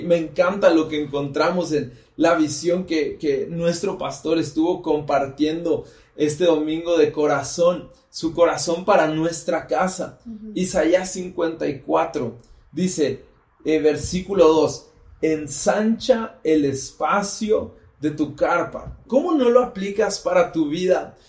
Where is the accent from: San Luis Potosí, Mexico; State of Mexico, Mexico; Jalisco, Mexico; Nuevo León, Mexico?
State of Mexico, Mexico; Soy del Estado de México